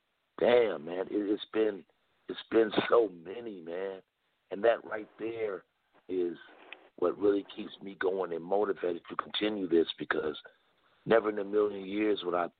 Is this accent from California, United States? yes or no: yes; Los Angeles, California, United States; we're both from South Central Los Angeles.